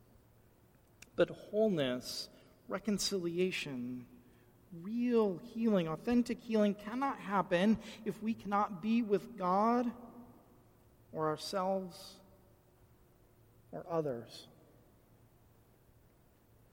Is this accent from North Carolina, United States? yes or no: no; Michigan, United States; I grew up in Michigan